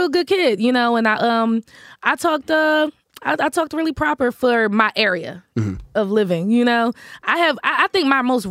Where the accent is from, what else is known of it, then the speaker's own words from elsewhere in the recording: Camden, New Jersey, United States; I'm from Camden, New Jersey.